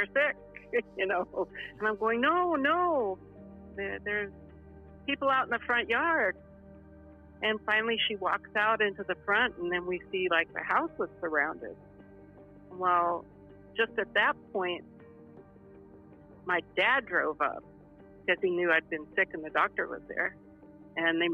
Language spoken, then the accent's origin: English; California, United States; also born or lived in New York; although I was born in New York, but I was raised in California